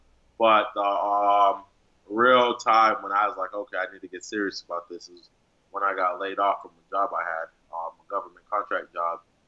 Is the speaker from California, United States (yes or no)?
yes; California, United States; I grew up in California